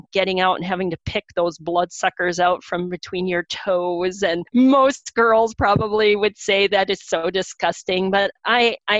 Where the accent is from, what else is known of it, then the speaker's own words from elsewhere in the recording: Stearns County, Minnesota, United States; where I grew up in Stearns County